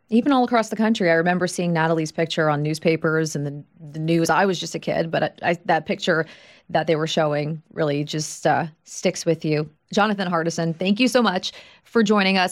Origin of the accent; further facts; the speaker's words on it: Long Island, New York, United States; I'm from Long Island, New York